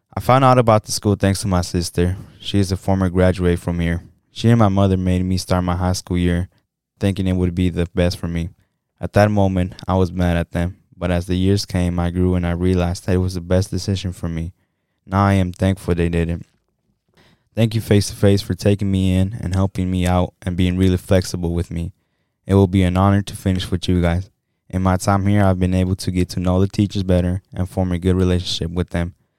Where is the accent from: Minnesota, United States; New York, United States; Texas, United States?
Minnesota, United States; Saint Paul; I was born and raised in St. Paul